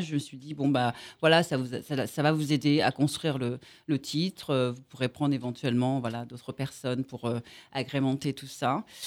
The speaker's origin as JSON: {"language": "French", "region": "Antilles", "country": "Guadeloupe", "said": "chez moi, aux Antilles, en Guadeloupe"}